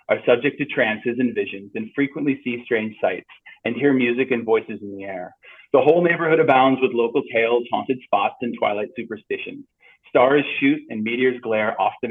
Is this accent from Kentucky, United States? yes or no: no; Sleepy Hollow, New York, United States; moved away; I was born in Phelps Memorial Hospital in Sleepy Hollow.